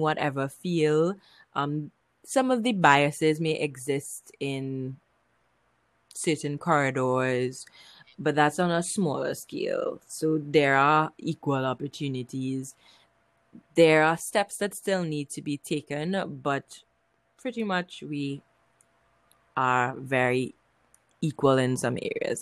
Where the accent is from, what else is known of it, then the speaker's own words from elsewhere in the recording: Trinidad & Tobago; I'm from Trinidad and Tobago in the Caribbean.